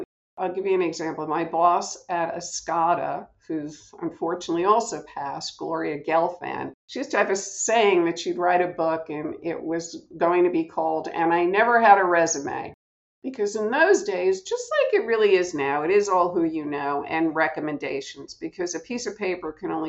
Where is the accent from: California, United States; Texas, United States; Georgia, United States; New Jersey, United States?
New Jersey, United States; Cliffside Park; I'm from New Jersey, Cliffside Park.